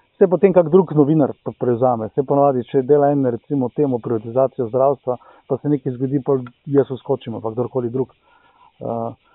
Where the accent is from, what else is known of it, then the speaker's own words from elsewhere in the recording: Velenje, Slovenia; sem iz Velenja